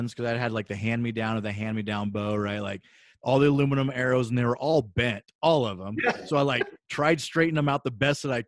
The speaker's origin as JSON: {"language": "English", "region": "Nebraska", "country": "United States", "tie": "born or raised there", "said": "I grew up in the Midwest in Nebraska"}